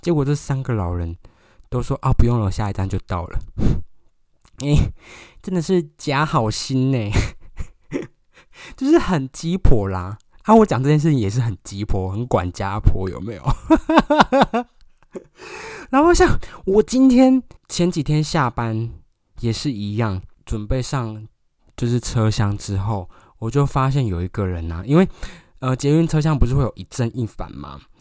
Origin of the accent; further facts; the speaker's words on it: Taiwan; 我们台湾人的电影特色在哪里